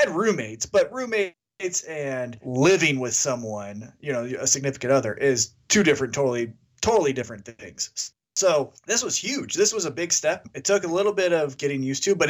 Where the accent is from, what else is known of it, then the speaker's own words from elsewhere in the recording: Kansas City, United States; that's my hometown